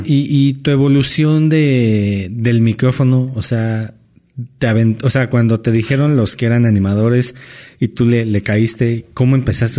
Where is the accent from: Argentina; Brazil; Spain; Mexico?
Mexico; also born or lived in Ireland; de México.